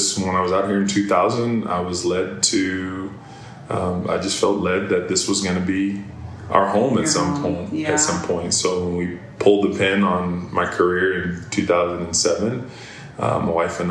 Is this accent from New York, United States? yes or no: no; Ohio, United States; moved away as an adult; also born or lived in Pennsylvania; I was born and raised in Ohio, and I moved to Pennsylvania to go to college